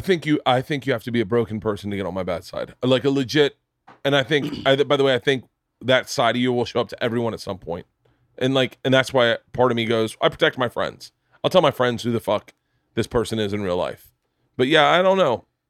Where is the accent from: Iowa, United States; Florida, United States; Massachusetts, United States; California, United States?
Florida, United States; I'm from Florida.